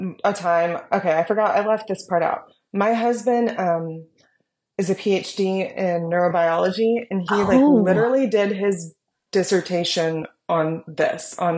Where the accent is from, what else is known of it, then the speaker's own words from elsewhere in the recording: United States; I'm an American.